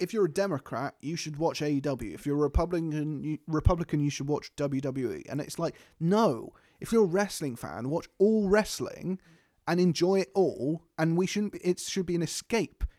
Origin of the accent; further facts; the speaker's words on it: United Kingdom; We're British